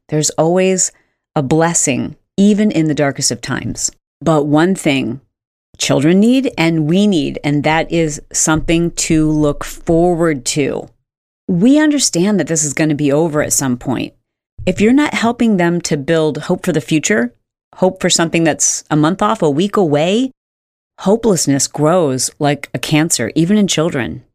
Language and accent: English; Michigan, United States; I grew up in Michigan